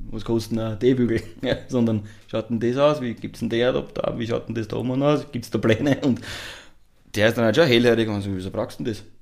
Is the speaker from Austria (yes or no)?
yes; Lower Austria, Austria; Ich komme eben aus dem Niederösterreich, da Schneebergregion, hohe Wand